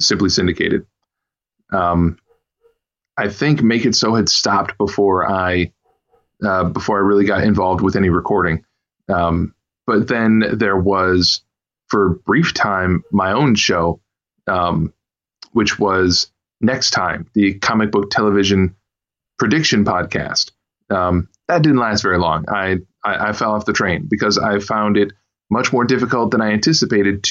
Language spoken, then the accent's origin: English; Kalamazoo, Michigan, United States; I was born and raised in the same city I'm in right now, which is, Kalamazoo, Michigan